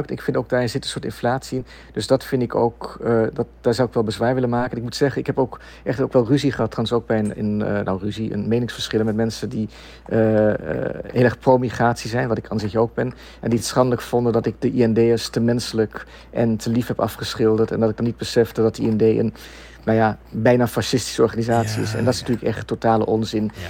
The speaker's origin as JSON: {"language": "Dutch", "country": "Netherlands", "moved": "yes", "said": "ik, ik ben ooit weggegaan uit Nederland. Mijn ouders waren zelf ook migranten, gedwongen migranten."}